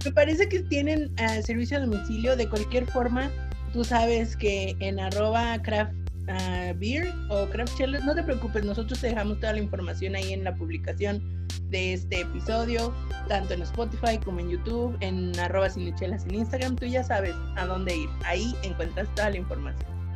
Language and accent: Spanish; Zacatecas, Mexico; yo cuando era niña vivía en Zacatecas